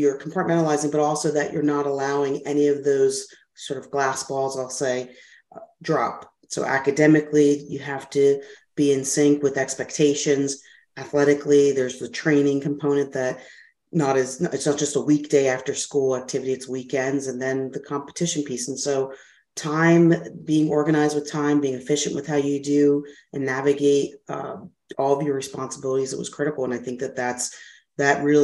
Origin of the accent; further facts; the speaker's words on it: Philadelphia, Pennsylvania, United States; I'm from Philadelphia, lived in Westmount area, grew up there